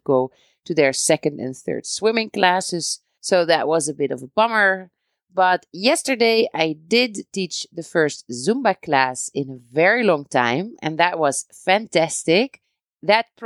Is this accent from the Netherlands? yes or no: yes; Netherlands; moved away as an adult; now in Beit Safafa, Palestine; I am originally from the Netherlands and I am married to a Palestinian. We live in Beit Safafa between Jerusalem and Bethlehem